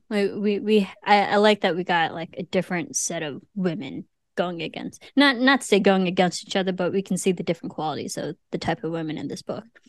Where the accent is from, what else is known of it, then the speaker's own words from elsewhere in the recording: Illinois, United States; I'm from Illinois.